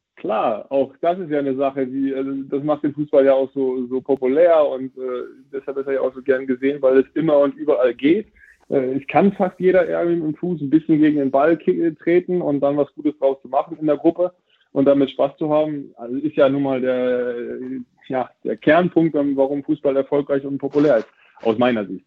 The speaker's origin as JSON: {"language": "German", "area": "Friesland, East Frisia", "region": "Lower Saxony", "country": "Germany", "said": "da oben, wo ich herkomme, aus Friesland, Ostfriesland"}